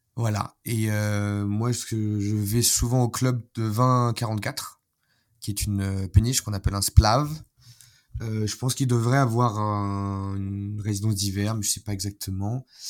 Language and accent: French; France; moved away as an adult; now in Belgrade, Serbia; pour nous en tant que Français